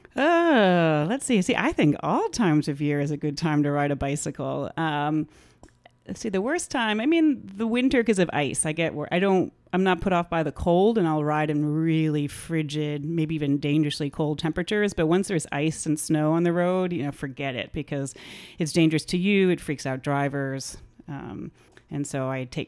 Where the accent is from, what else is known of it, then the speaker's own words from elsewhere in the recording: Atlantic Highlands, New Jersey, United States; also born or lived in New York City; now in Asbury Park, United States; I am from Atlantic Highlands, New Jersey. Spend most of my life living here in Jersey, but native New Yorker, born in New York City